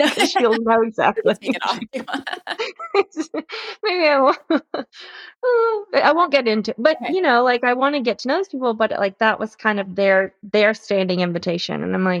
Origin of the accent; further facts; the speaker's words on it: the South, United States; and I'm from the South. So like, if you don't write a thank you note, you might as well have just like set a fire in someone's lawn.